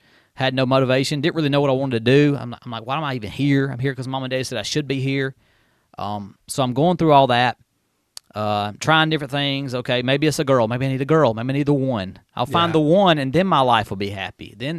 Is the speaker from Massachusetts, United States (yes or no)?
no; Union, South Carolina, United States; Yeah, I was actually born, of course, in the small town of Union, South Carolina. I grew up there in Welcome. I was born in Mary Black Hospital in Spartanburg, but I was raised in Union, South Carolina.